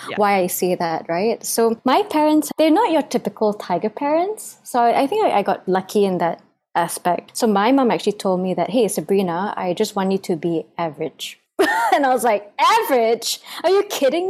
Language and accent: English; Singapore; I was born and raised in Singapore